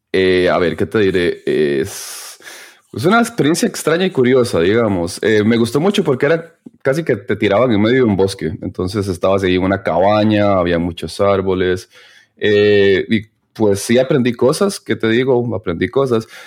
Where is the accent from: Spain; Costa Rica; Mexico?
Costa Rica; moved away as an adult; now in Berlin, Germany; somos de Costa Rica, mi esposa es de Costa Rica